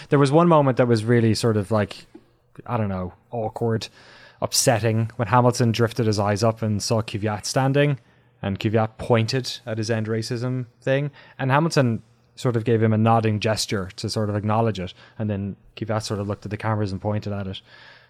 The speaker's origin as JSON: {"language": "English", "country": "Ireland", "said": "I was an Irish guy in London, and I thought I'd be persecuted, of course, because I was, you know, I'm an Irish guy in London."}